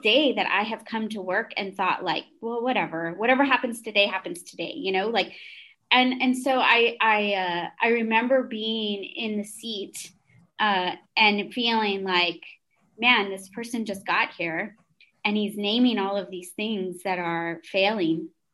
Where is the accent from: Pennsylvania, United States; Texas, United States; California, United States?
Texas, United States; San Antonio; also born or lived in Lubbock; I was born and raised in San Antonio.